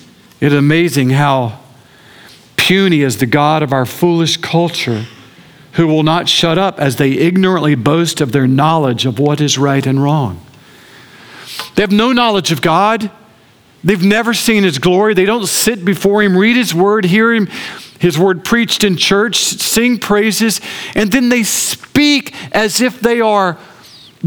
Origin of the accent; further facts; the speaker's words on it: Augusta, Georgia, United States; I grew up in Augusta